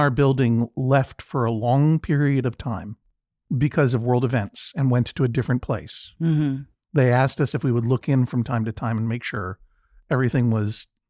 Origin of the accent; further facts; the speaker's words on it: Boston, Massachusetts, United States; It's my hometown.